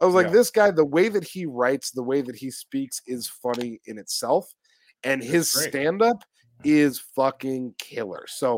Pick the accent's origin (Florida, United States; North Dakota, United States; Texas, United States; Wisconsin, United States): Florida, United States; Jacksonville; I was born and raised in Jacksonville, and I'm settling for $5 billion.